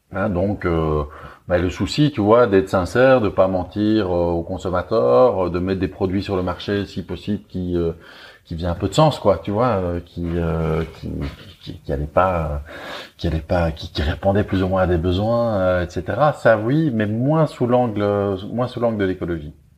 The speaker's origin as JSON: {"language": "French", "country": "Belgium", "accent": "Belgian", "said": "je suis belge, vous l'entendez sans doute un petit peu à mon accent"}